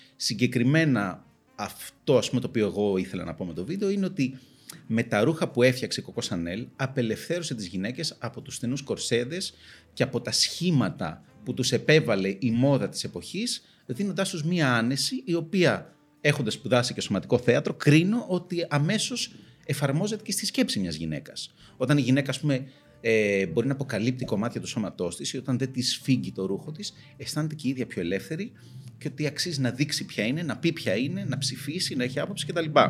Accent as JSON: {"language": "Greek", "country": "Greece", "tie": "born or raised there", "said": "μεγαλώνοντας στην Ελλάδα"}